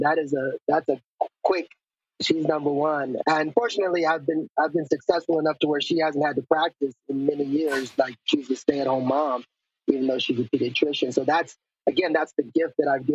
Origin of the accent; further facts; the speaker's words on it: El Paso, Texas, United States; I grew up in El Paso